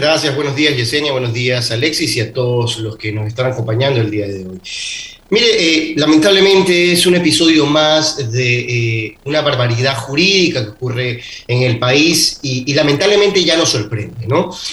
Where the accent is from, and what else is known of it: Ecuador